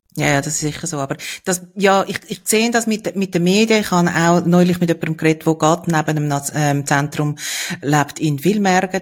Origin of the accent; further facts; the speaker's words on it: Switzerland; bei uns in der Schweiz